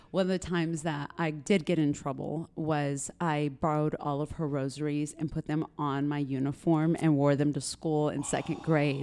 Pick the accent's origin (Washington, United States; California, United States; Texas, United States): Texas, United States; Granbury; also born or lived in Dallas / Chihuahua, Mexico (ancestry); now in San Antonio, United States; I was born in West Texas, and then we moved to Granbury, Texas, which is a small B and B community outside of Fort Worth.